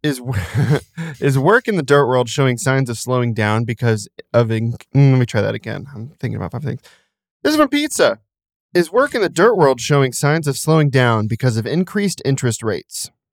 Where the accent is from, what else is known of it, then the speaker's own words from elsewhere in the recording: Hamilton, Ohio, United States; My hometown of Hamilton, Ohio